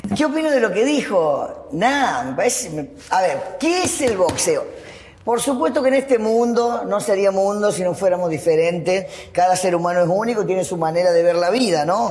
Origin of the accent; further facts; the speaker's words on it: Argentina; soy la, única argentina